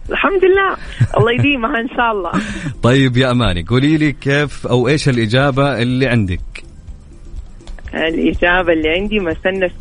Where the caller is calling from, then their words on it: Medina, Medina Province, Saudi Arabia; من المدينه المنوره